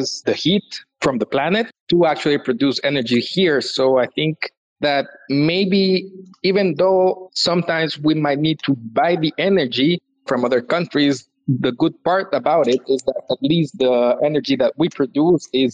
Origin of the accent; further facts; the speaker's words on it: El Salvador; I'm from El Salvador, and I'm an engineer